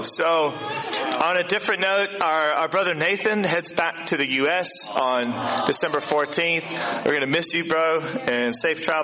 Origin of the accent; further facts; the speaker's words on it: Virginia, United States; now in New Zealand; in my hometown in Virginia